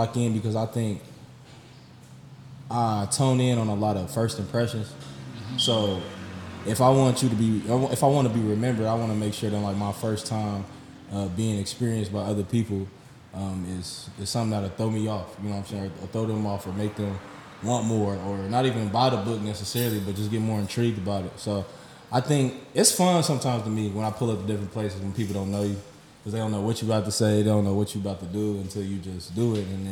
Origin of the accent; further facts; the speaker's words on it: Dayton, Ohio, United States; I'm from Dayton, Ohio, you know, West Dayton